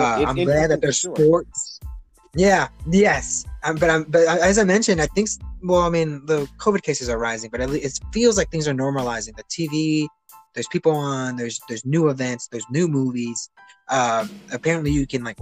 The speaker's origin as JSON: {"language": "English", "town": "Chicago", "region": "Illinois", "country": "United States", "moved": "yes", "lives_now": "Oklahoma, United States", "said": "I'm from Chicago"}